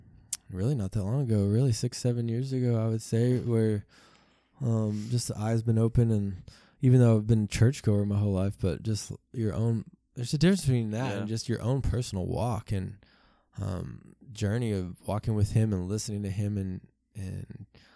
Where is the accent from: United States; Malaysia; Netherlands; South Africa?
South Africa; born there; I was born in South Africa, and they were missionaries.